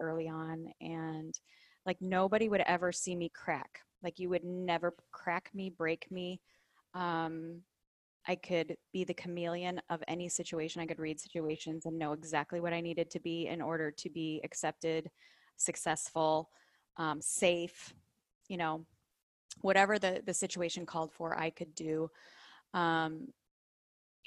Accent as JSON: {"language": "English", "town": "Chicago", "region": "Illinois", "country": "United States", "tie": "born or raised there", "said": "I grew up in the Midwest of Chicago, Illinois"}